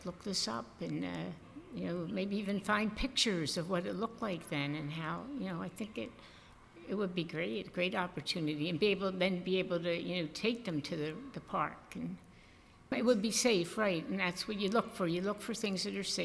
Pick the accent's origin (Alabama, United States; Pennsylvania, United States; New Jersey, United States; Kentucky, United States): Pennsylvania, United States; Philadelphia; I grew up in North Philadelphia